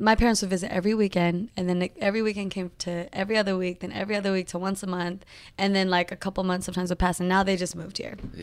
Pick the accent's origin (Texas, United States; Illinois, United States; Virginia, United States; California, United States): California, United States; Modesto; moved away as an adult; also born or lived in San Jose, California; now in Los Angeles, United States; raised in Modesto, California